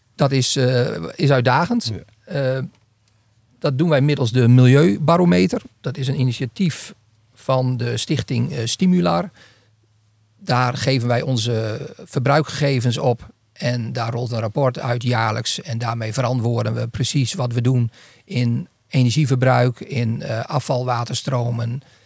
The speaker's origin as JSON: {"language": "Dutch", "region": "northern Netherlands", "country": "Netherlands", "said": "ik ben Noorderling"}